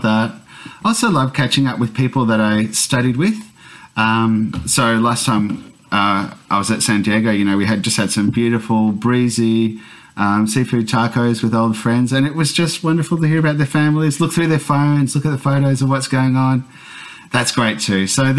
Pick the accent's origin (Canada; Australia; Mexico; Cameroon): Australia; But in fact, I'm often incomprehensible as an Aussie anyway.